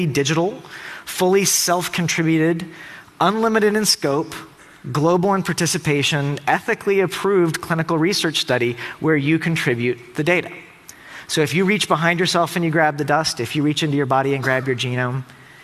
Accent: Tennessee, United States; I'm from Tennessee

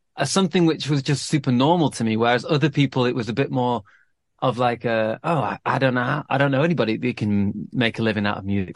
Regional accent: Manchester, North West England, United Kingdom; growing up in Manchester

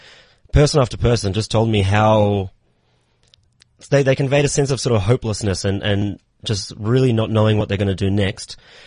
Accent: Australia; now in South Africa; I'm from Australia.

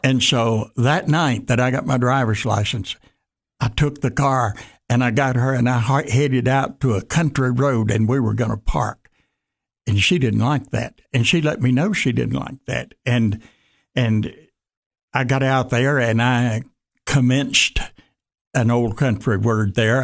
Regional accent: Jackson, Tennessee, United States; moved back to Jackson, Tennessee, my hometown

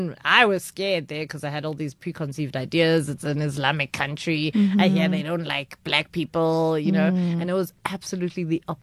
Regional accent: Johannesburg, Gauteng, South Africa; we're from Johannesburg

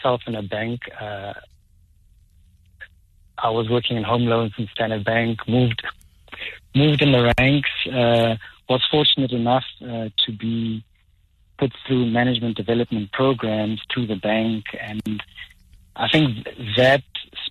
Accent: Soweto, Gauteng, South Africa; I was born and raised in Soweto.

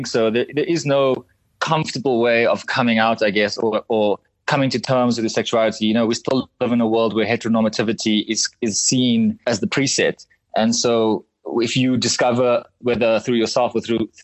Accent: Cape Town, Western Cape, South Africa; I'm originally from Cape Town

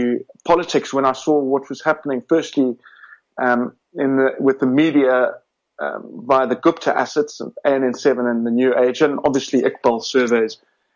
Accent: Cape Town, Western Cape, South Africa; moved away as an adult; also born or lived in Johannesburg, South Africa; now in London, United Kingdom; Originally from Cape Town. Well, in fact, I was born in Johannesburg

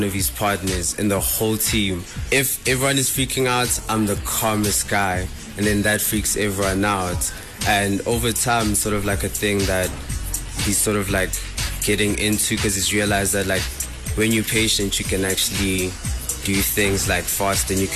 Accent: East Rand, Gauteng, South Africa; I'm from the East Rand.

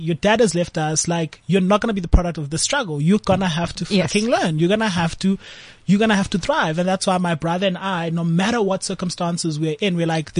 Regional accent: South Africa; also born or lived in Cape Town, Western Cape / Eastern Cape; now in Johannesburg, South Africa; as a South African growing up, especially growing up between, you know, an extremely white society in Cape Town and growing up in the Eastern Cape, extremely black society

